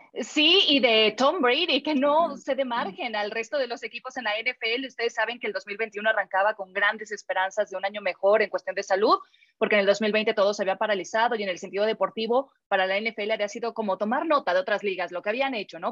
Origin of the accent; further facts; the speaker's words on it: Mexico; como mexicanos